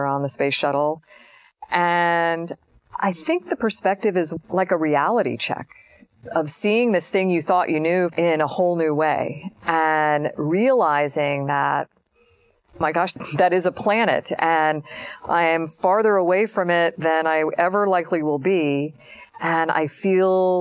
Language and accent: English; Florida, United States; growing up in Florida